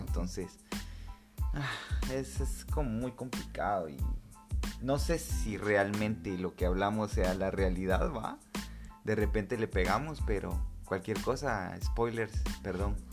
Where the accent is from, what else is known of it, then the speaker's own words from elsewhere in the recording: Guatemala; como buenos guatemaltecos y chapines que somos